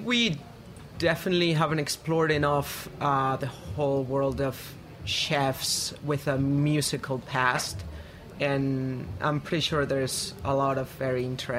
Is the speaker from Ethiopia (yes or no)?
no; Spain; moved away; I'm from Spain, and I've never been to the Spanish-speaking America at all.